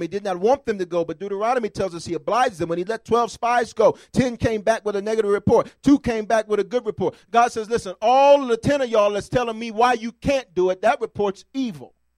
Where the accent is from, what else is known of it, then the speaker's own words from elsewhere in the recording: the South, United States; I'm from the South